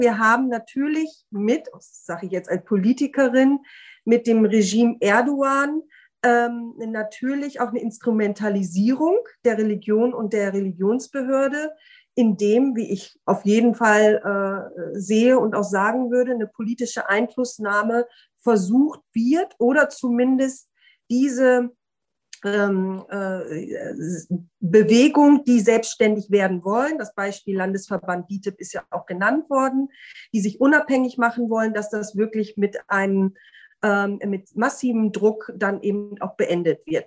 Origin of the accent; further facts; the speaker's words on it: Osnabrück, Lower Saxony, Germany; in meiner Heimatstadt äh, Osnabrück